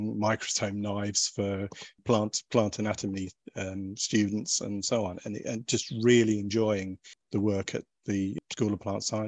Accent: Suffolk, East of England, United Kingdom; moved away; I grew up in Suffolk

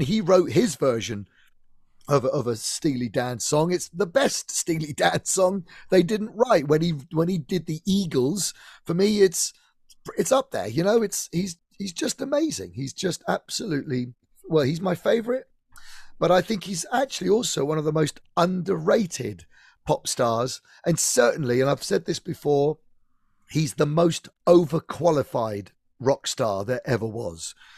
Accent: Eastleigh, South East England, United Kingdom; I was brought up in Eastleigh in Hampshire.

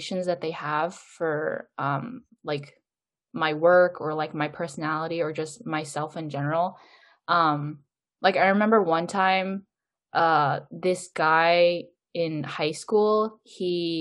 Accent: Seattle, Washington, United States; I'm Korean American and I'm from Seattle, Washington

